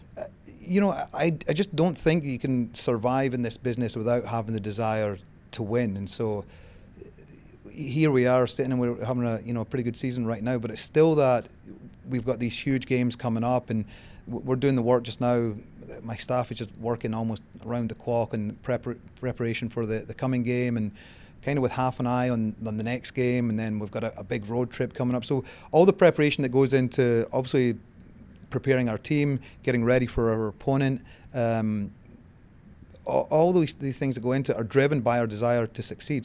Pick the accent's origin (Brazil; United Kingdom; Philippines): United Kingdom; Scotland; moved away as an adult; now in United States; I grew up in Scotland